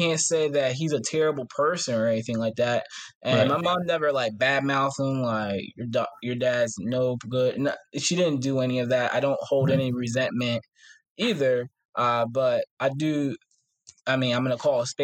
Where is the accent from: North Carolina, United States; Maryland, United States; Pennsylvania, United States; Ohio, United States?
Ohio, United States; Ashtabula; I'm from Ashtabula, Ohio, this small little town not too far from Cleveland